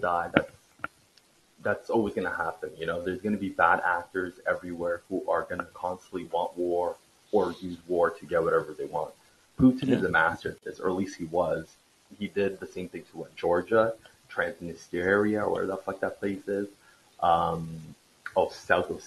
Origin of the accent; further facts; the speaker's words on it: Canada; I'm Canadian, but I'm pretty much Americanized